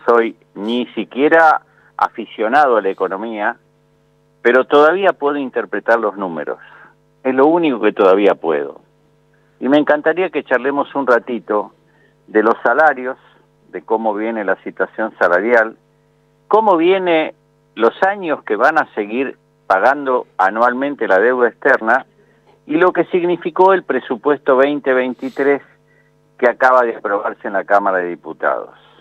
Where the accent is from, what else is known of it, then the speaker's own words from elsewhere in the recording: Argentina; como pueblo argentino